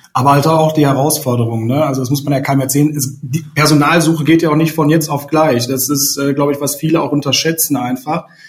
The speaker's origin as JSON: {"language": "German", "area": "Sauerland", "region": "North Rhine-Westphalia", "country": "Germany", "also_born_or_lived": "Ruhr area", "moved": "yes", "lives_now": "Cologne, Germany", "said": "ich komme auch aus dem Sauerland tatsächlich, äh, wohne jetzt auch schon seit einigen Jahren hier in Köln, über einige Umwege übers Ruhrgebiet."}